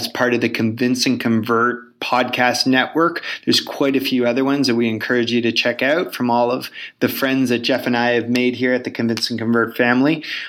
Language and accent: English; Toronto, Ontario, Canada; I'm from Toronto